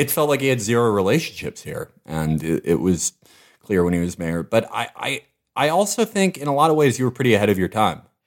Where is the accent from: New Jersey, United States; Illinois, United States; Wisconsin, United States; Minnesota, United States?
Illinois, United States; Chicago; I was from Hyde Park